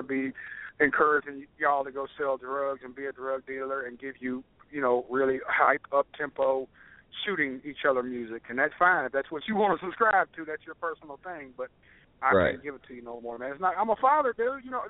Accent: Nashville, Tennessee, United States; I'm from Tennessee, so all my brothers were Volunteer fans

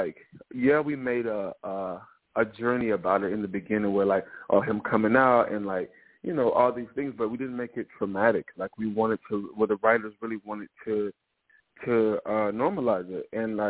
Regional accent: the South, United States; I'm from the South, you know what I mean?

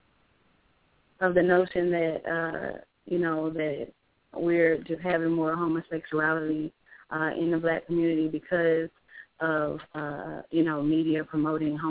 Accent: Louisiana, United States; now in Florida, United States; I'm down here in Florida right now. I'm from Louisiana

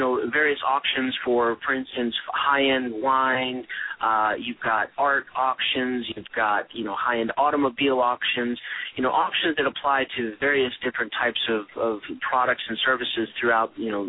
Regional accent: Charlotte, North Carolina, United States; And I've grown up in the Charlotte, North Carolina area and had traveled around and lived in various other places in my upbringing. But I call Charlotte home now.

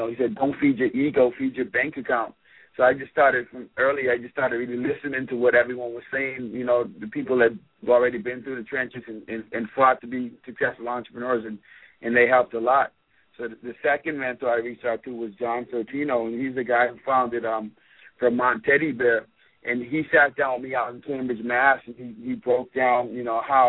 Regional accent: Bahamas; moved away; also born or lived in Florida; I grew up in the Bahamas

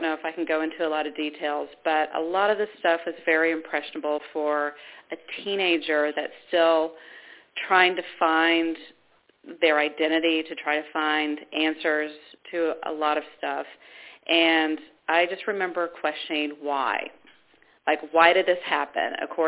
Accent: Georgia, United States; also born or lived in Ohio; And when I was born in Ohio, my family was Baptist. Then we moved to the South, to Georgia, and that's when my parents weren't really religious.

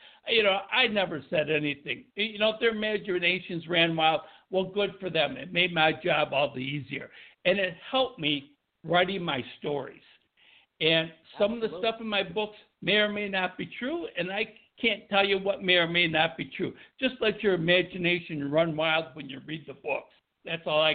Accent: Buffalo, New York, United States; being from New York and growing up in Buffalo, New York

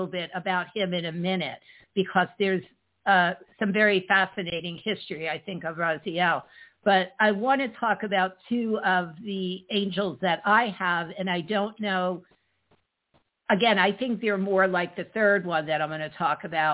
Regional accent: Neptune, New Jersey, United States; I was born in Neptune.

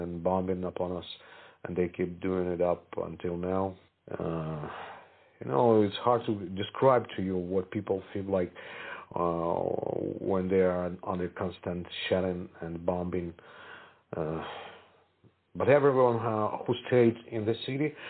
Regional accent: Kharkiv, Kharkiv Oblast, Ukraine; my hometown, Kharkiv, where I stayed.

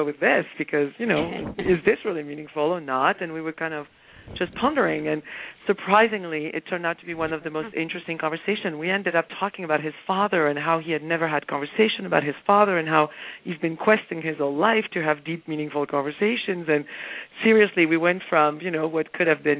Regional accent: France; moved away; also born or lived in Spain; I happened to have been raised in France, and as you mentioned, and I was raised in Spain

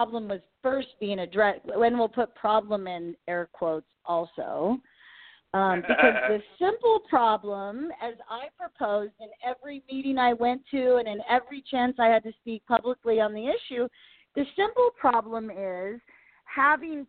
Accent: Kansas, United States; I was involved in a campaign here in my hometown around the beginning of the year.

